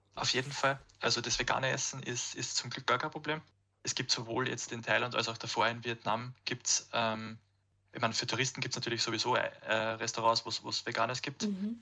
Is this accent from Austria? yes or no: yes; Austria; bei uns in Österreich